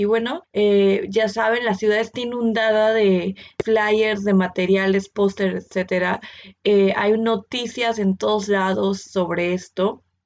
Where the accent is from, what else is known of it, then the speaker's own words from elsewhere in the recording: Mexico City, Mexico; moved away; yo vengo de Ciudad de México